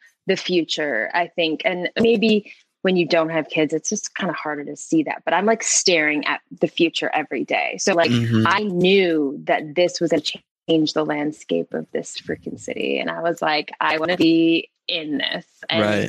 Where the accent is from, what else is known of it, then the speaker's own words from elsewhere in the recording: Tucson, Arizona, United States; also born or lived in Florida; now in Tucson, United States; growing up in Tucson, we have a very small Black community